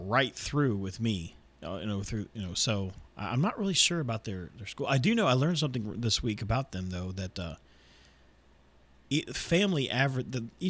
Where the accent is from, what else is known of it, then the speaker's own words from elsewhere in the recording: United States; being an American